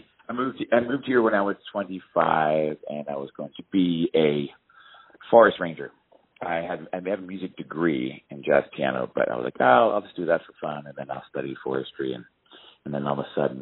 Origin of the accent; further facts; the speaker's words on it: Baltimore, Maryland, United States; moved away as an adult; now in Colorado, United States; I grew up in Baltimore